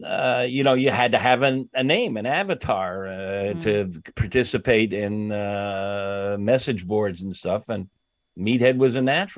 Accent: Long Island, New York, United States; also born or lived in Chicago / Sarasota; Well, I was actually born on the south side of Chicago. Very quickly thereafter, my parents moved to Long Island, 10 years on Long Island. Then we moved to Sarasota, Florida.

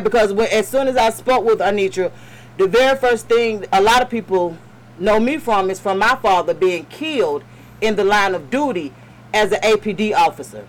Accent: Atlanta, Georgia, United States; I'm born and raised in Atlanta

